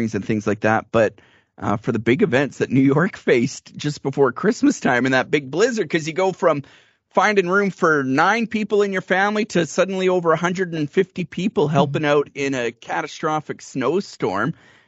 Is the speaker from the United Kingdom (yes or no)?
no; Canadian Prairies, Canada; I'm a Canadian prairie boy. Like, I've witnessed a lot of snowstorms too